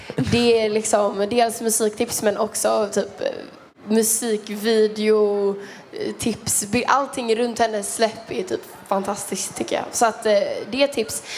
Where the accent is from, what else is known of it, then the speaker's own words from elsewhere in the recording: Kungsbacka, Halland County, Sweden; om vi har rinnande kranvatten i Kungsbacka där jag är från